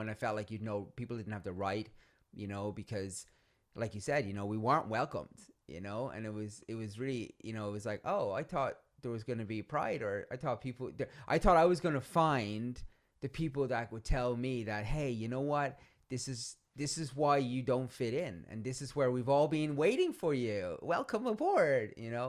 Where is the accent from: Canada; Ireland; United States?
Ireland; I'm Irish